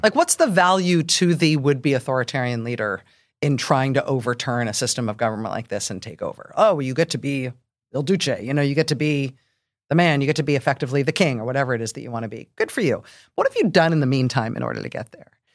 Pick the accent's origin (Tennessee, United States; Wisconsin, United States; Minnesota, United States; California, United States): California, United States; San Francisco Bay Area; I grew up in the San Francisco Bay Area